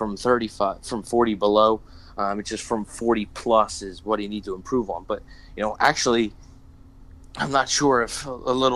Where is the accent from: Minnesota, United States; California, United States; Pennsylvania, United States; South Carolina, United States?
Pennsylvania, United States; Philadelphia; I'm from Philly